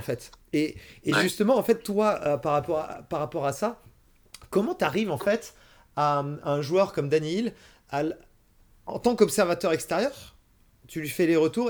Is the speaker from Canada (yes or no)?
no; France; en tant que Français